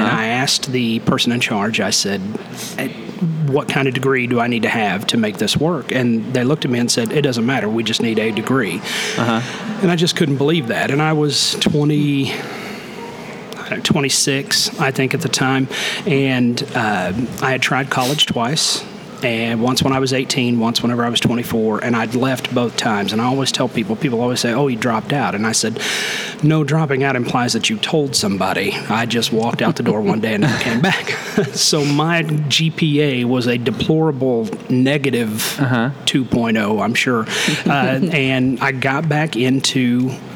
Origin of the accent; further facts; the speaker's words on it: Okay, Oklahoma, United States; I was born and raised there, and now I'm back there teaching